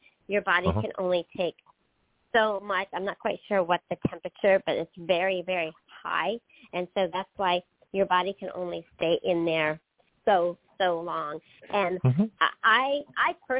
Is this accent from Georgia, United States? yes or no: no; Pennsylvania, United States; now in the South, United States; I grew up in Pennsylvania